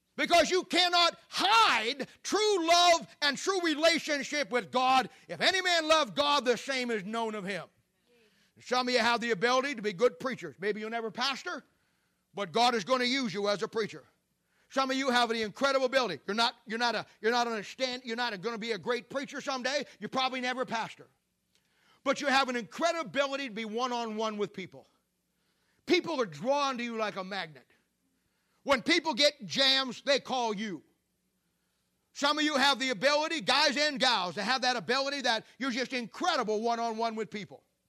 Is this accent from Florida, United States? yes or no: no; Canton, Ohio, United States; moved away; my hometown church in Canton, Ohio